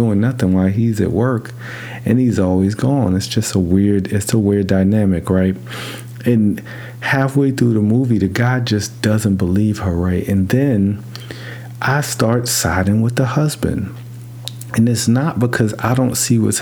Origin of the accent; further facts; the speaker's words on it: New York City, New York, United States; I grew up in New York City